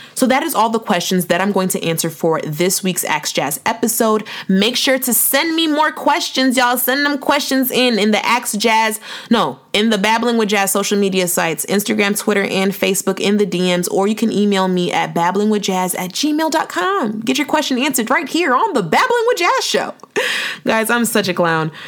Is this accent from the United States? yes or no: no; Nigeria; I'm Nigerian too